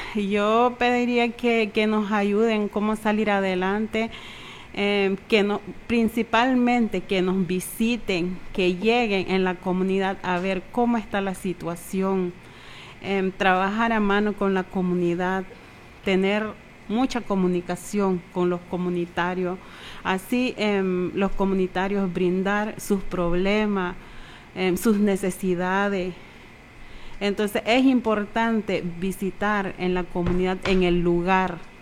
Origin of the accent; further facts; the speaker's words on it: Haulover, South Caribbean Coast Autonomous Region, Nicaragua; yo soy de halover Yo soy de halover